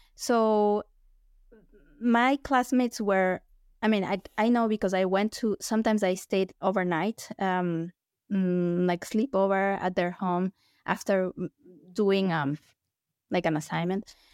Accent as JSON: {"language": "English", "town": "Quito", "region": "Pichincha", "country": "Ecuador", "tie": "born or raised there", "also_born_or_lived": "Illinois, United States", "moved": "as an adult", "lives_now": "United States", "said": "I'm from Ecuador"}